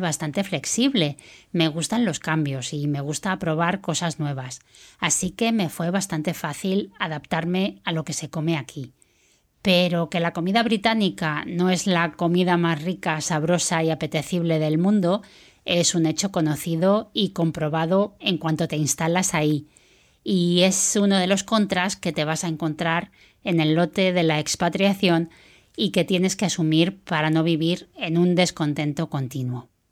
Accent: Spain; moved away as an adult; now in United Kingdom; Soy española y pronto hará tres años que me fui a vivir al Reino Unido.

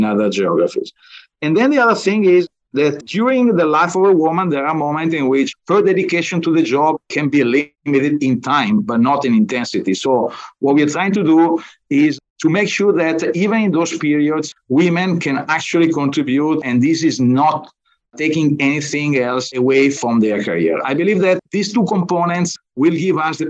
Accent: Bergamo, Lombardy, Italy; moved away as an adult; now in United States; I was born in Bergamo. Bergamo is a nice town close to Milan

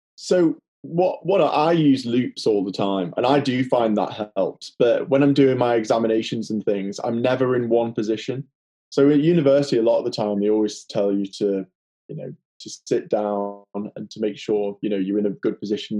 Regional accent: the Wirral, near Liverpool, North West England, United Kingdom; accent: Liverpool; I'm in the Wirral actually at the moment, which is just near Liverpool, as you can probably tell from my accent.

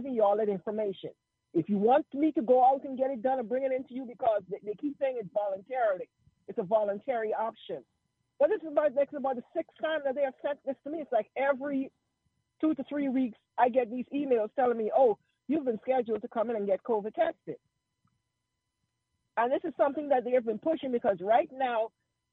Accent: Georgia, United States; moved away as an adult; now in Dallas, United States; I'm originally from Georgia. I was in your fourth district.

